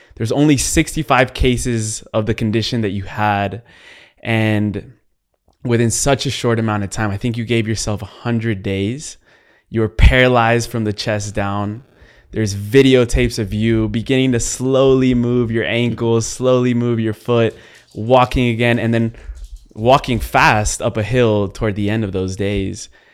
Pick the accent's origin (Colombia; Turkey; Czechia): Colombia; I am from Latin America. I'm Colombian